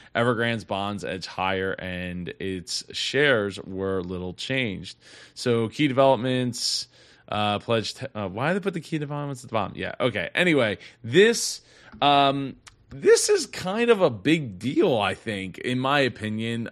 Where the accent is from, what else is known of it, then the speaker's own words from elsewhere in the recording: Philadelphia, Pennsylvania, United States; I'm from the Philly area